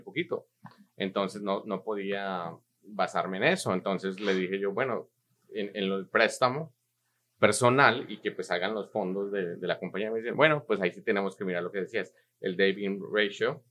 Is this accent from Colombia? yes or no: yes; Colombia; now in United States; un colombiano latinoamericano que llegó a este país hace muchos años.